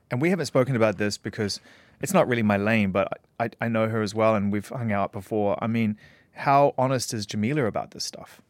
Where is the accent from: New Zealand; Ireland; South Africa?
New Zealand; moved away; return to my home country